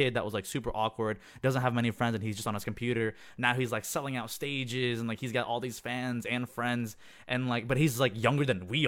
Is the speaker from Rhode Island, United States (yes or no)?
no; South Carolina, United States; moved away as an adult; also born or lived in Jakarta, Indonesia / Orlando, Florida; now in San Francisco, United States; I grew up in South Carolina, which is, like, where essentially I was basically raised, right? I moved there when I was 6 years old, and I was there all the way up until I graduated high school at 18. But I was born in Jakarta